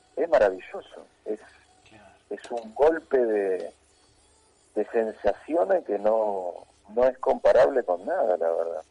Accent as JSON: {"language": "Spanish", "town": "Morón", "region": "Buenos Aires Province", "country": "Argentina", "said": "me quedé con Morón Chicago, sí, indudablemente de mi barrio"}